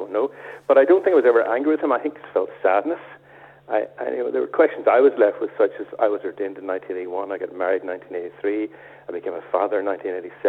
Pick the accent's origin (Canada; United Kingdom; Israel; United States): United Kingdom; Belfast, Northern Ireland; I grew up in East Belfast